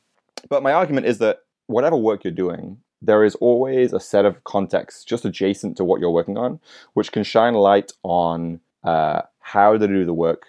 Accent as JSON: {"language": "English", "country": "United Kingdom", "tie": "born there", "lives_now": "New York City, United States", "said": "So I'm a Brit by birth, but live in New York City, been here for about 9 years."}